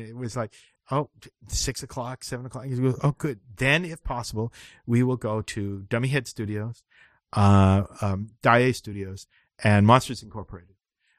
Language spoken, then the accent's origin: English; Vancouver, British Columbia, Canada; I'm from Vancouver, BC, and I also have webbed feet.